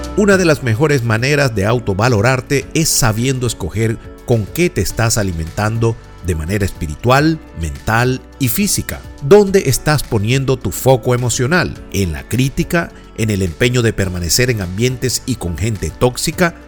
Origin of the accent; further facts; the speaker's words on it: Venezuela; moved away as an adult; also born or lived in New York; mi experiencia laboral de más de 27 años en una reconocida empresa de servicios en Venezuela